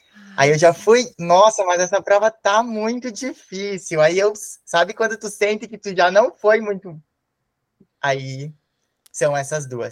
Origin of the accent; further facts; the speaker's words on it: a city in the north of Rio Grande do Sul, Brazil; Eu sou de uma cidade do norte do Rio Grande do Sul.